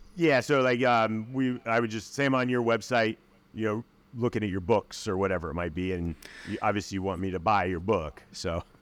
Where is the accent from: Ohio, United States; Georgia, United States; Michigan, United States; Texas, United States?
Ohio, United States; Akron; Akron, Ohio